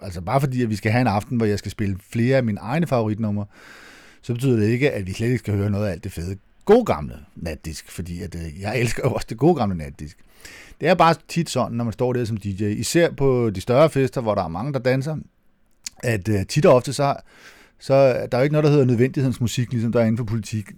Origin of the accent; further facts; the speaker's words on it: Næstved, Zealand, Denmark; Det hedder Næstved Finden, der hvor jeg kommer fra, og det er ikke, øh, positivt ment